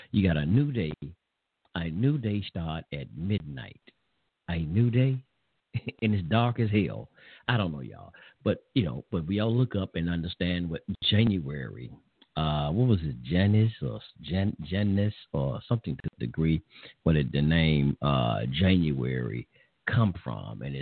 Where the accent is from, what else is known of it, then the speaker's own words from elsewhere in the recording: England, United Kingdom; I'm an Englishman